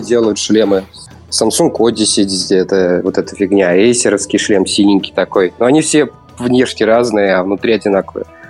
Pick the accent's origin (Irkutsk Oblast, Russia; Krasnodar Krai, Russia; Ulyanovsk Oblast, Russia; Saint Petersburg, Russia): Ulyanovsk Oblast, Russia; Ulyanovsk; я из Ульяновска